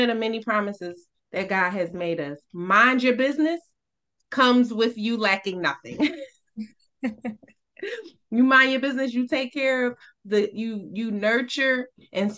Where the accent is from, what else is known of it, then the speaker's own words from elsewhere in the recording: New York City, New York, United States; I grew up in Brooklyn in the projects